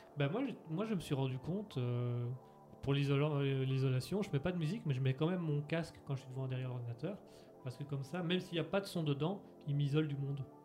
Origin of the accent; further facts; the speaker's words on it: France; Je suis français